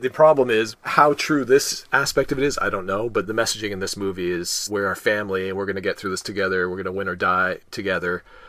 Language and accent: English; Canada; I'm Canadian